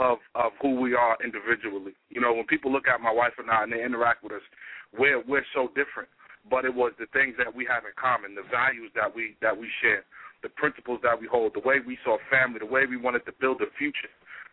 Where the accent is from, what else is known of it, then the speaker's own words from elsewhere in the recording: New York, United States; I grew up on welfare. She didn't. I grew up in New York.